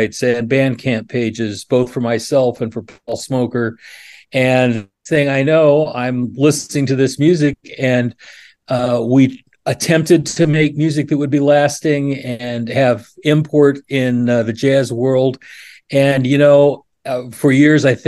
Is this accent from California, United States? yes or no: no; Oregon, United States; also born or lived in New York City, United States; now in Central Pennsylvania, United States; I grew up in Oregon